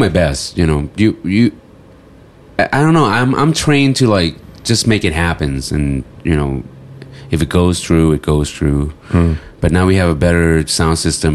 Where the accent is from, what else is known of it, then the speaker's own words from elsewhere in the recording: United States; I grew up in the States